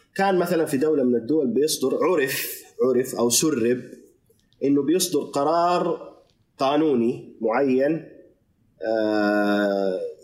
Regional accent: Saudi Arabia; احنا الان كسعوديه

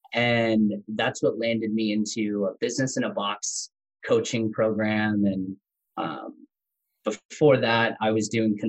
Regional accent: Tennessee, United States; accent: country; I grew up in Tennessee. So grew up on a small farm, in Tennessee, had a country accent, got to grow up all around the U.S. with my dad being in the military and special forces.

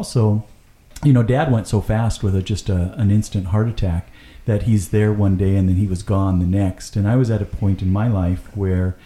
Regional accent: Marysville, United States; moved away; our street that we were raised on in Jeffrey Court

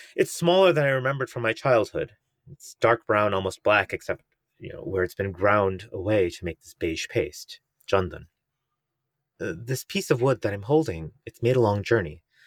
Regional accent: United States; as an Indian American

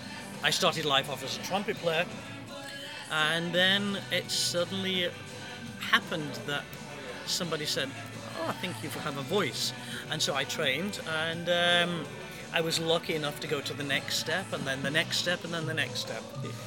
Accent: United States; I'm an American Freemason, despite my my accent.

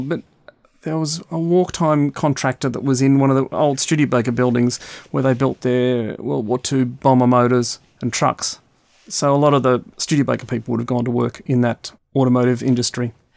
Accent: Melbourne, Victoria, Australia; Growing up in Melbourne, which was the back end of the world in the early 60s and the late 60s

